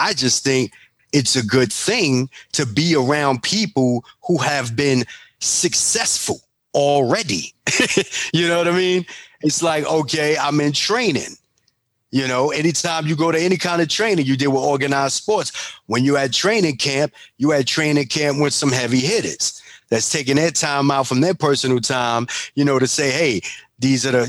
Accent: New York City, New York, United States; I'm from Bronx and I'm from Harlem

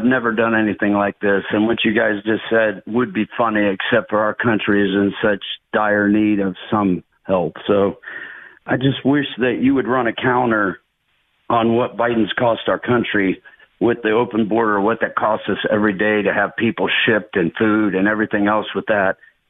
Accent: United States; I'm so frustrated as an American, a taxpayer

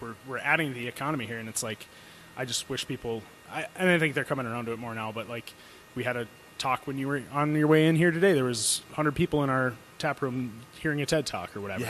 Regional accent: Fargo, North Dakota, United States; also born or lived in Moorhead, Minnesota; All 31 years of my life I've lived here. Well, I guess technically I lived in Moorhead, which is just 5-minute drive across the river.

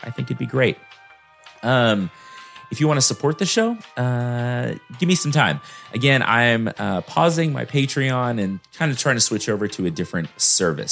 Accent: Texas, United States; I'm a Texan, y'all, so I barely speak English

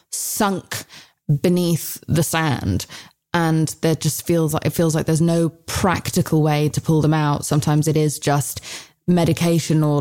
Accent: United Kingdom; I'm British.

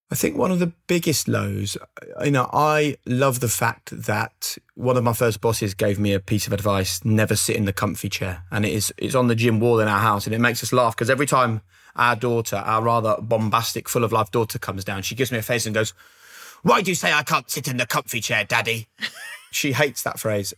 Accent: Norwich, East of England, United Kingdom; growing up in Norwich

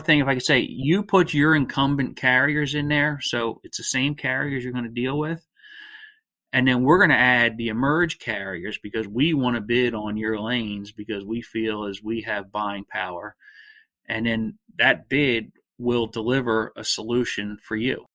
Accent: outside of Philadelphia, Pennsylvania, United States; I grew up uh, outside of Philadelphia, Pennsylvania

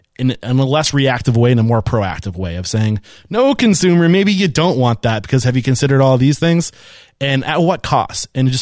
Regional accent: Boston, Massachusetts, United States; You can tell I'm from Boston.

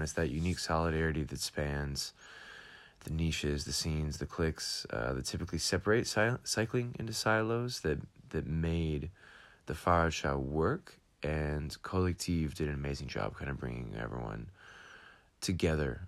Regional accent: United States; moved away as an adult; also born or lived in Atlanta, Georgia; now in Amsterdam, Netherlands; I'm American, going back to have my own bike shop in Atlanta, Georgia.

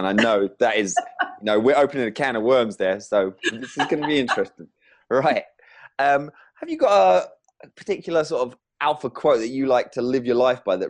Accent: England, United Kingdom; I'm English

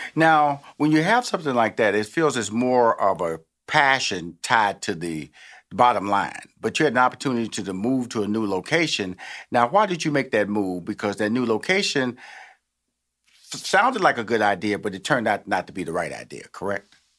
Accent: Texas, United States; now in Atlanta, United States; I come from Texas, which is Bluebell ice cream country. So I kind of like grew up on Bluebell ice cream

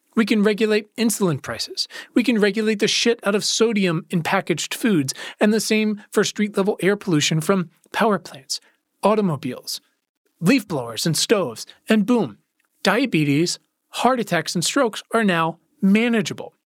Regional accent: Virginia, United States; my home state of Virginia

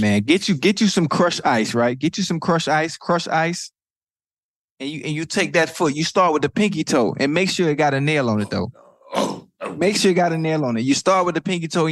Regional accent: Miami, Florida, United States; I'm from Liberty City

